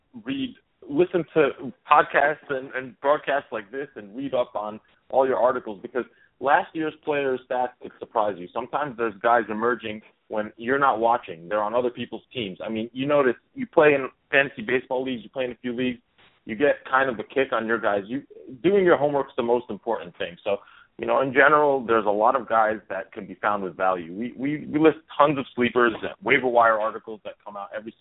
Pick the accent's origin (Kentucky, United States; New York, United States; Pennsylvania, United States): New York, United States; I'm from New York